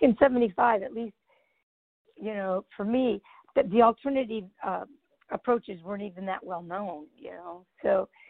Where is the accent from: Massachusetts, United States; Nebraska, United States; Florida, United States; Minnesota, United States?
Nebraska, United States; Grand Island; moved away; Grand Island, Grand Island